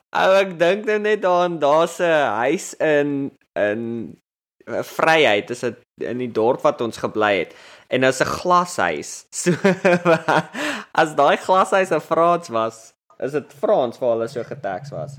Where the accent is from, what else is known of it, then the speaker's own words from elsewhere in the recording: South Africa; moved away as an adult; now in United States; toe ek groot geword het in Suid-Afrika